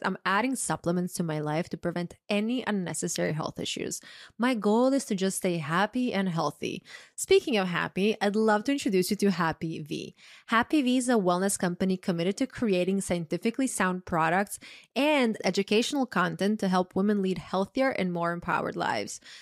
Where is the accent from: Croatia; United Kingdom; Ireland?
Croatia; moved away; also born or lived in New York; big male friend group growing up in Croatia